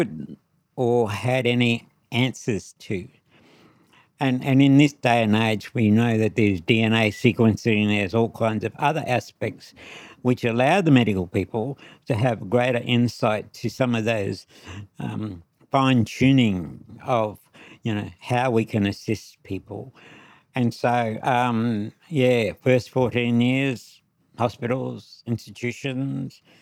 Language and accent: English; Charleville, Queensland, Australia; also born or lived in St. George, Queensland; I was born in Charleville, Western Queensland